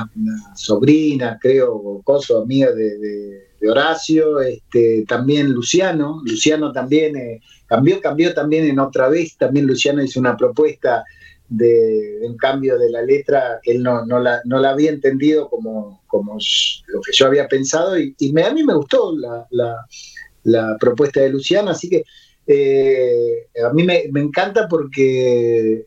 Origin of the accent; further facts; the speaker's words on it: Buenos Aires, Argentina; now in Ushuaia, Argentina; yo nací en Capital también y viví muchos años